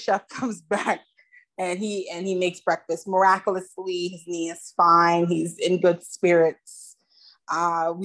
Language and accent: English; United States; I'm from America